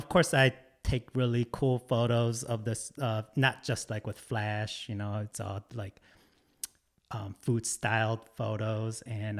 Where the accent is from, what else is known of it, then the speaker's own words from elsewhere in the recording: Detroit, Michigan, United States; also born or lived in Korea; I was born in Korea, but I grew up in Metro Detroit most of my life and went to school in Detroit